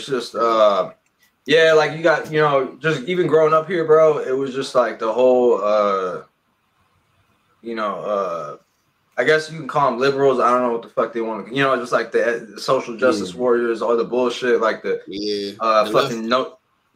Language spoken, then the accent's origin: English; Los Angeles, California, United States; From Los Angeles, California